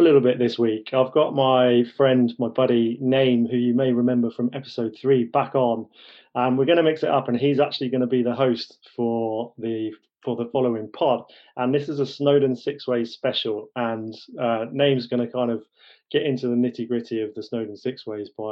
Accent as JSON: {"language": "English", "town": "Bath", "region": "South West England", "country": "United Kingdom", "tie": "born or raised there", "also_born_or_lived": "London", "said": "my family, with my father's job, moved down to the West Country, down to Bath."}